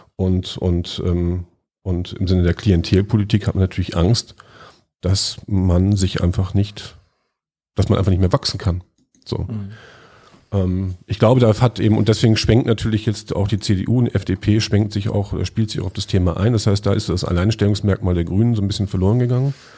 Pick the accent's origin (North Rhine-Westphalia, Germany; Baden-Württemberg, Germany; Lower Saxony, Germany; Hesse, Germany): Lower Saxony, Germany; Lüneburg; moved away; in meiner Heimatstadt Lüneburg